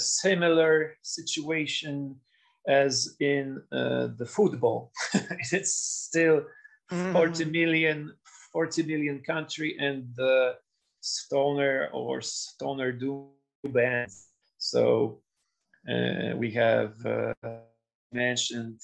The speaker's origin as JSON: {"language": "English", "country": "Poland", "also_born_or_lived": "Lublin", "lives_now": "Warsaw, Poland", "said": "we are crazy about the football in Poland, but we have absolutely no success in sport"}